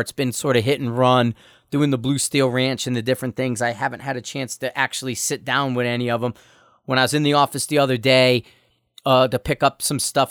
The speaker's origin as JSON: {"language": "English", "town": "Bridgeport", "region": "Connecticut", "country": "United States", "tie": "born or raised there", "also_born_or_lived": "Stratford, Connecticut / Shelton, Connecticut", "said": "I grew up in Bridgeport, Connecticut. We actually lived in Stratford, but at times we lived in Bridgeport."}